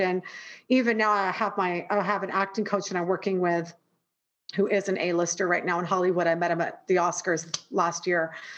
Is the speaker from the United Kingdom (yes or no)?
no; Toronto, Ontario, Canada; moved away as an adult; now in New York, United States; being raised in the most multicultural city in the world toronto and then living in New York